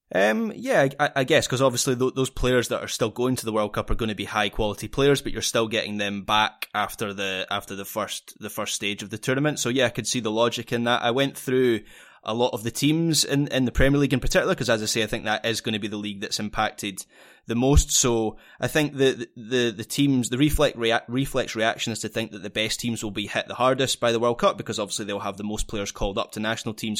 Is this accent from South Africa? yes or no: no; Scotland, United Kingdom; being a Scottish football fan